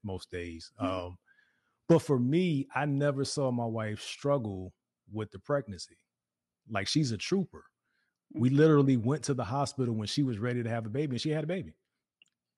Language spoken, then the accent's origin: English; Virginia, United States; now in Dallas-Fort Worth, United States; So we're from Virginia too, yeah. And we're now in the Dallas-Fort Worth area of Texas